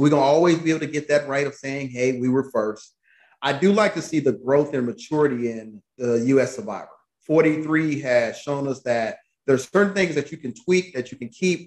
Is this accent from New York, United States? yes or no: no; Atlanta, Georgia, United States; moved away; I'm from Atlanta